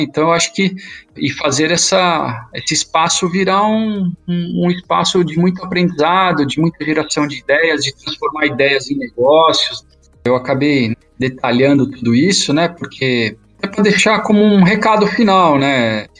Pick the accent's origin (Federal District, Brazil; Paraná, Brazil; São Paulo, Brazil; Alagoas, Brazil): São Paulo, Brazil; nasci na Zona Leste